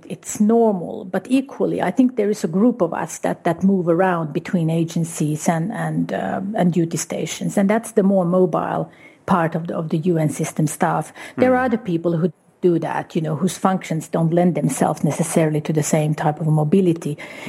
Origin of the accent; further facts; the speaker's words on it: Guatemala; also born or lived in Uruguay; Well, I grew up primarily in Guatemala and Uruguay. That was the initial part of it.